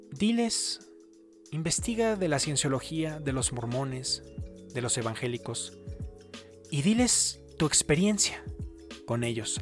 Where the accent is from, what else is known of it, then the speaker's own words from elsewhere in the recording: Mexico; moved away; soy de México.